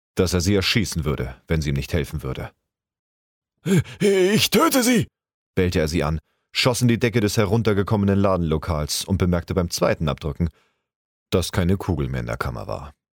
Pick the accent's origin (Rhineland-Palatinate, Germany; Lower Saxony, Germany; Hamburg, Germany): Hamburg, Germany; now in Bühl, Germany; ich bin 85er Jahrgang und gebürtiger Hamburger lebe aber zurzeit im wunderschönen Bühl im Badener Land